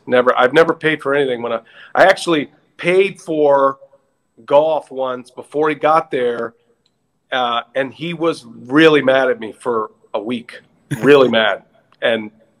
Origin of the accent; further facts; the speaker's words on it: Texas, United States; moved away as an adult; now in Wisconsin, United States; Yeah, I grew up in Texas, unfortunately.